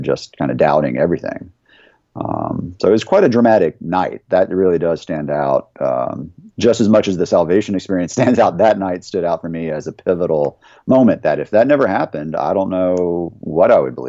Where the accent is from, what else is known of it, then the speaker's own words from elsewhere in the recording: Conyers, Georgia, United States; now in Charlotte, United States; I grew up in right outside of Atlanta in a town called Conyers, Georgia